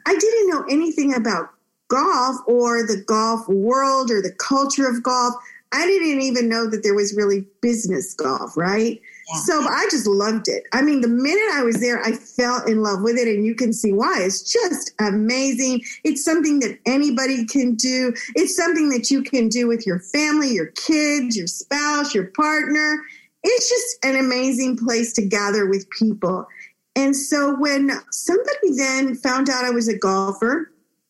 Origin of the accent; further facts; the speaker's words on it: Texas, United States; also born or lived in Monterrey, Mexico; I am an immigrant from Mexico, Northern Mexico, Monterrey. I was born in Monterrey. My parents brought me to live in Texas, where I enjoyed growing up in such a bilingual, bicultural state